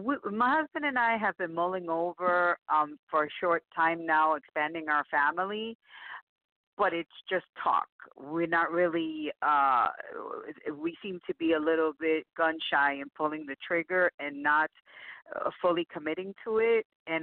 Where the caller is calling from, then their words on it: Tampa, Florida, United States; Tampa, Florida.